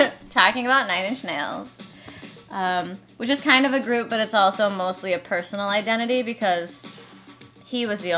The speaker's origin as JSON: {"language": "English", "town": "Madison", "region": "Wisconsin", "country": "United States", "tie": "born or raised there", "also_born_or_lived": "Columbus, Wisconsin", "moved": "as an adult", "lives_now": "California, United States", "said": "I'm from Madison, Wisconsin. I lived there for almost 29 years until recently moving to California."}